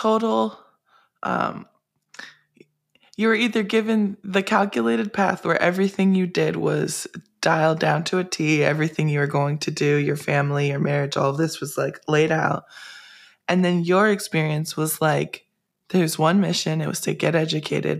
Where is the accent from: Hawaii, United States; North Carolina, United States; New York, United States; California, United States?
Hawaii, United States; Oahu; I grew up on Oahu, in Hawaii